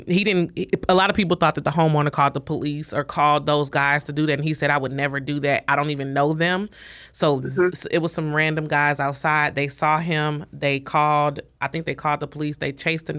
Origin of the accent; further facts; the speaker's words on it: St. Louis, Missouri, United States; we're from St. Louis.